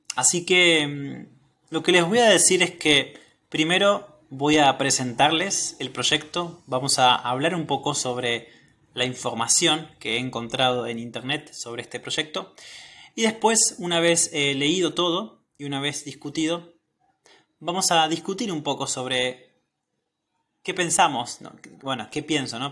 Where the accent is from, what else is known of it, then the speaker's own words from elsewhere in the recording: Argentina; soy de Argentina